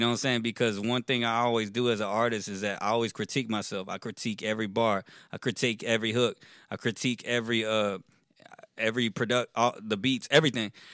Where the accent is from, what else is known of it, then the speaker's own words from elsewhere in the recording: Richmond, Texas, United States; also born or lived in Rosenberg, Texas; Born and raised in Richmond, Texas